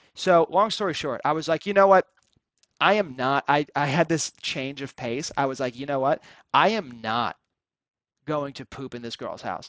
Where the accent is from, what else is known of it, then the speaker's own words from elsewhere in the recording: Cary, North Carolina, United States; I grew up in Cary